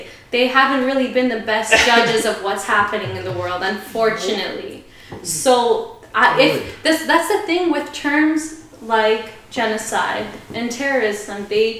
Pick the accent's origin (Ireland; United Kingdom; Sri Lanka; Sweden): Sri Lanka; if someone asks me where I'm from, I do have a sense of guilt when I say I'm from Sri Lanka